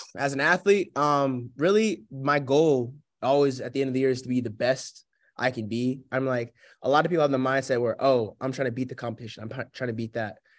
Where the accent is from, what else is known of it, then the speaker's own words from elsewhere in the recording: Sewanee, Tennessee, United States; moved away as an adult; now in Spartanburg, United States; my hometown of Sewanee